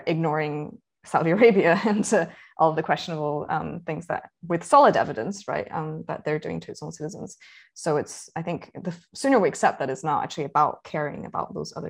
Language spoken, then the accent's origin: English; Scotland, United Kingdom; I grew up in Scotland